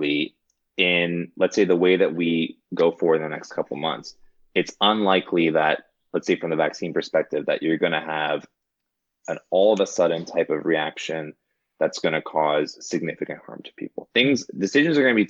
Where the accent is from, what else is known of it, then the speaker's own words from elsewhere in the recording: Montreal, Quebec, Canada; now in New York, United States; the value system that I was raised in Montreal.